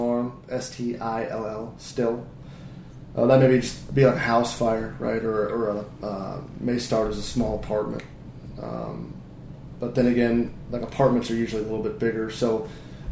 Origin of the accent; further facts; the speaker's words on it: Indiana, United States; I was from Indiana, right? So I was in the middle of the farm fields